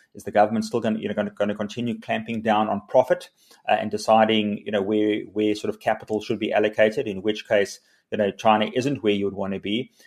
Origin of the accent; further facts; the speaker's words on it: South Africa; South Africans are incredibly, uh, optimistic, resilient. We're entrepreneurial